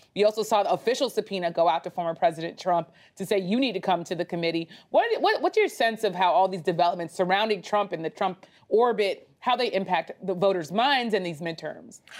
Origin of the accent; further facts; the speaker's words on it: Florida, United States; moved away; my home state of Florida